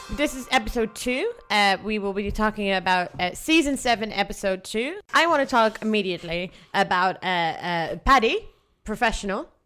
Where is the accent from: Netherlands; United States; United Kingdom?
Netherlands; I'm from the Netherlands.